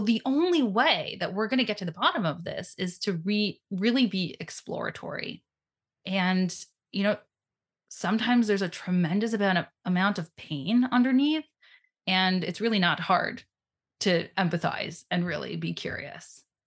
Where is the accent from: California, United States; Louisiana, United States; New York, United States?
New York, United States; New York City; I grew up in Brooklyn, New York